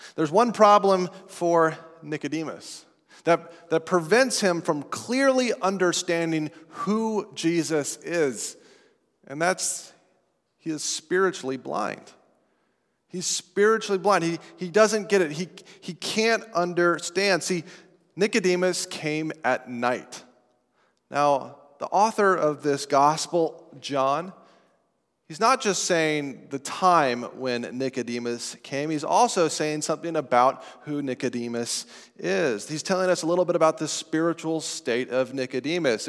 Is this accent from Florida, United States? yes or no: no; Estes Park, Colorado, United States; moved away; my hometown of Estes Park, Colorado